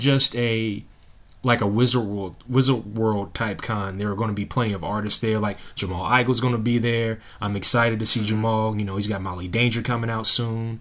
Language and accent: English; Lexington, Kentucky, United States; born or raised there